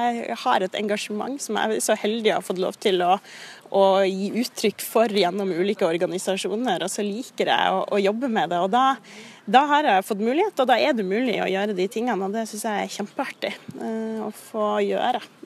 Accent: Kirkenes, Troms og Finnmark, Norway; moved away; når jeg bodde hjemme i Kirkenes

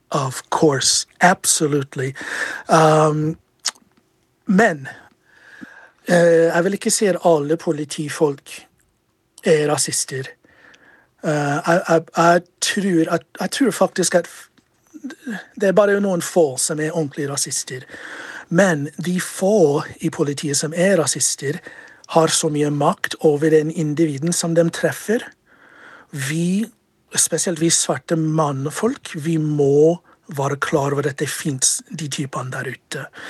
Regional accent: United States; moved away as an adult; also born or lived in Chicago; now in Norway; Jeg har bodd her i Norge siden 2002. Eh, jeg kommer fra USA og er en tidligere politimann i USA

